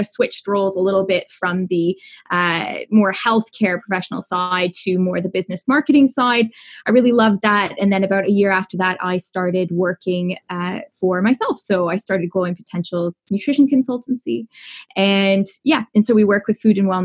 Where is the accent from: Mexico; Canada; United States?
Canada; accent: Canadian; also born or lived in Toronto, Canada; My accent is Canadian